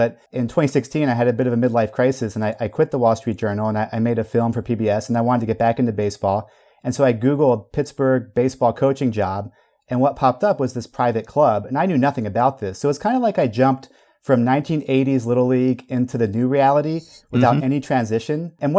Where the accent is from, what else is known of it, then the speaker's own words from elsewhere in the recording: Belgium; I was a little kid growing up in Belgium, but here was a slice of Americana that I could channel into.